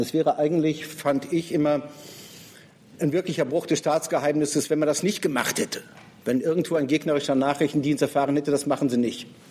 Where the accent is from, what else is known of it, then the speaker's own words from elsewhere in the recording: Rhineland, Germany; Nun bin ich Rheinländer.